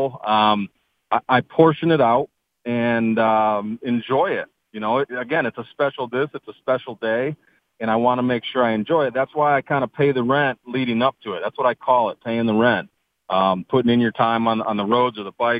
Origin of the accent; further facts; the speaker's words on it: Michigan, United States; I am born and raised in Michigan